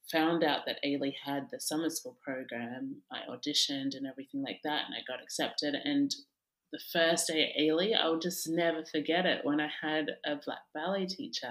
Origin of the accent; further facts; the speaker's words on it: Australia; I grew up in Australia.